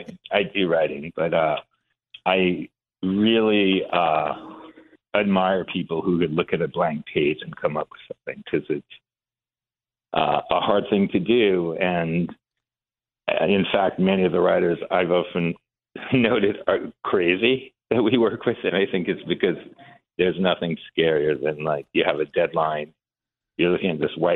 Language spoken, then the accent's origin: English; Iran; moved away; So we came from Iran with my mom during the revolution in 79.